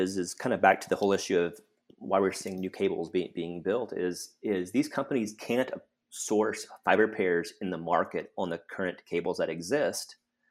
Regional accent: Fort Worth, Texas, United States; it pegged me to Fort Worth, Texas, my hometown.

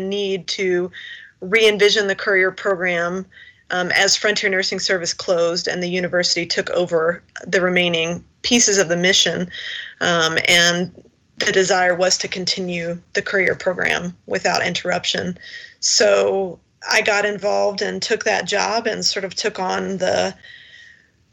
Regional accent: Kentucky, United States; I was originally from Kentucky.

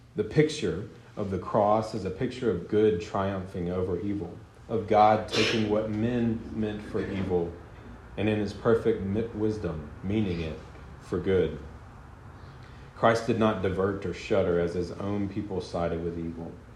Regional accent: the South, United States; I'm from the South, and so I call Southerners my people

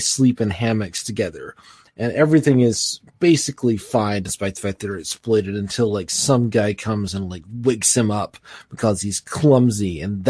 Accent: United States; As an American

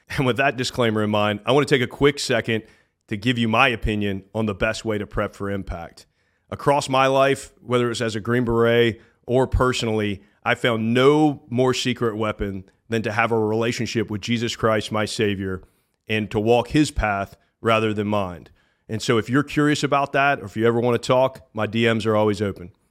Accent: Georgia, United States; now in Florida, United States; I grew up in Georgia

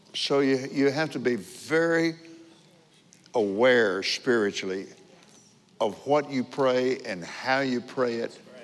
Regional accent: Abilene, Texas, United States; also born or lived in Lubbock, Texas; I was born in Lubbock, but because of my dad's job at Johns Business College, we moved to Abilene.

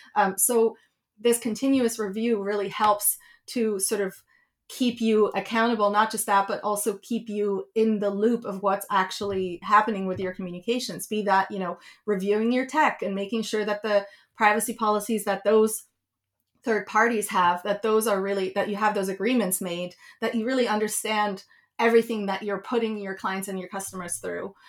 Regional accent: Switzerland; moved away; I grew up in Switzerland

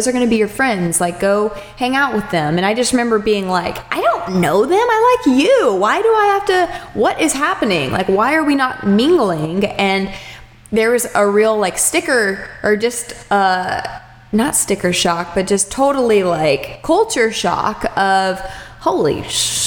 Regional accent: Austin, Texas, United States; moved away; also born or lived in Charleston; I'm from Austin, Texas originally

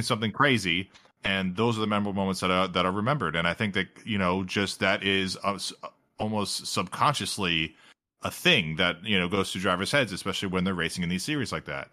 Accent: United States; as an American

